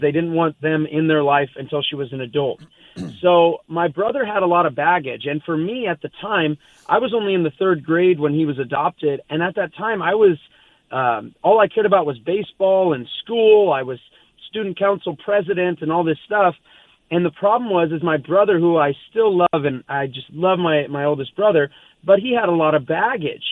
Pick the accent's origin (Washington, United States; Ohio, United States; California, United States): California, United States; Southern; I grew up here in Southern California.